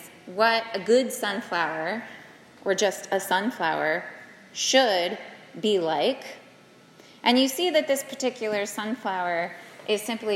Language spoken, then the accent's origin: English; South Carolina, United States; I'm from South Carolina, so we have the loggerhead turtles